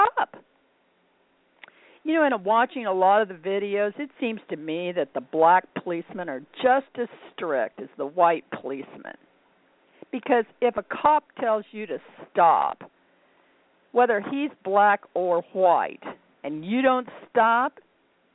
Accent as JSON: {"language": "English", "town": "Indianapolis", "region": "Indiana", "country": "United States", "said": "I'm from Indianapolis"}